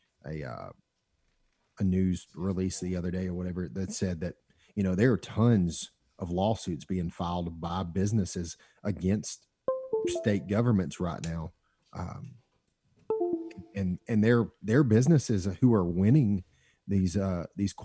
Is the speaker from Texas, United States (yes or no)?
no; Alabama, United States; Alabama because that's my home state.